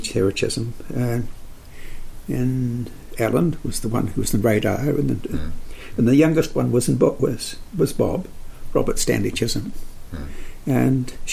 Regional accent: Wellington, New Zealand; I was born in Wellington

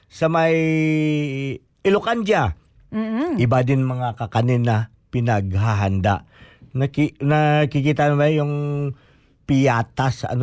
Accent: Philippines; Ibig sabihin, pag sinuot ko ito, malaman mo talaga na Pilipino ako kasi hindi yan sinusuot ng ibang bansa.

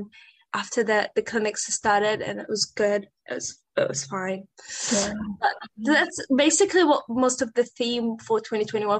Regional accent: Iraq; now in Dunedin, New Zealand; I'm from Iraq and I am currently living in Dunedin

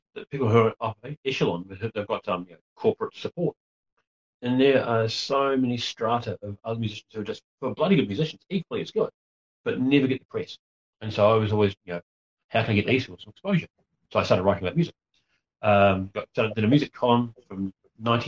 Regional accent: Gisborne, New Zealand; I grew up running around the Gisborne Herald when I was a kid

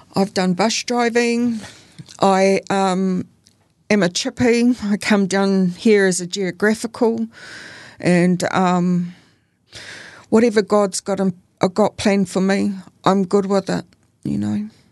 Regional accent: Auckland, New Zealand; I grew up in Auckland.

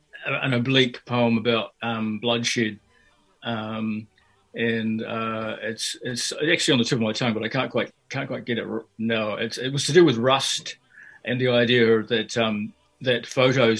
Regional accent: Auckland, New Zealand; also born or lived in Fiji; now in Dunedin, New Zealand; I grew up in Fiji and also in South Auckland

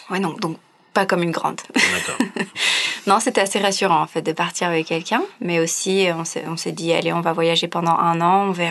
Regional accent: Chambéry, Auvergne-Rhône-Alpes, France; born there; also born or lived in Pau, France; Je suis née à Chambéry, en Savoie, en France. j'ai beaucoup bougé toute ma vie, j'ai suivi mes parents partout. encore quand j'ai étudié, j'ai fait une école de commerce à Pau.

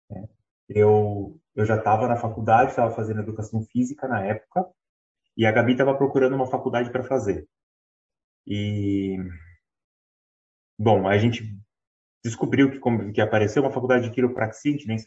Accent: São Paulo, Brazil; Nasci em São Paulo.

